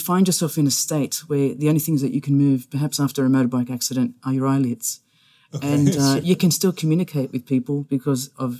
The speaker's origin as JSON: {"language": "English", "region": "Indiana", "country": "United States", "said": "I'm not from here. I'm from Indiana."}